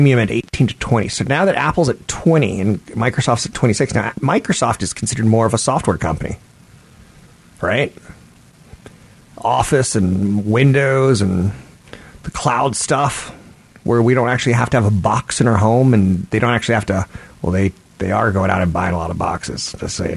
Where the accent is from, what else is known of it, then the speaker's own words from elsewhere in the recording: Japan; I was born in Japan